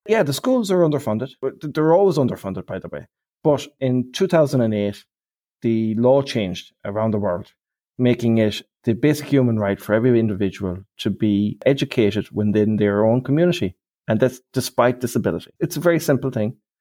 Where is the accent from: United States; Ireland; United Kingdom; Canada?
Ireland; I'm Irish.